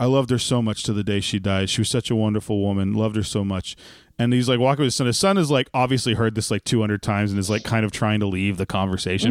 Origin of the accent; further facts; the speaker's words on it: Texas, United States; as a Texan